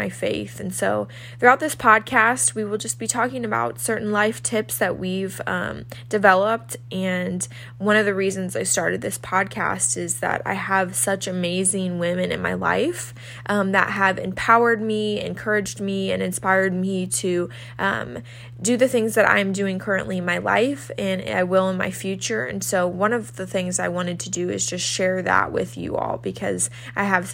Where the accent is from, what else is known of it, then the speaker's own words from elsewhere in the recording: St. Louis, Missouri, United States; moved away as an adult; now in Nashville, United States; I'm originally from St. Louis, Missouri, but I currently live in Nashville, Tennessee